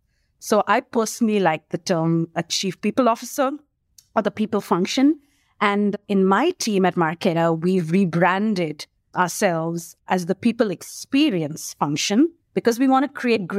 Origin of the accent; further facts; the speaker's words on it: India; born there; also born or lived in Singapore / United Kingdom / Australia / New Zealand; I keep forgetting India because I was born in India, but I didn't actually work in India till I was sent on an assignment to India from Australia.